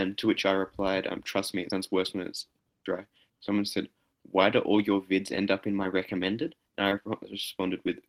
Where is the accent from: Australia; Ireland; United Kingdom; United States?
Australia; I am an Australian with Greek heritage